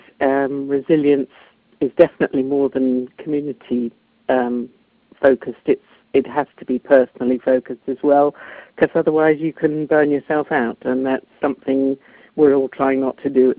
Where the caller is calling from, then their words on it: Marlborough, South West England, United Kingdom; I'm calling from England, Marlborough in Wiltshire.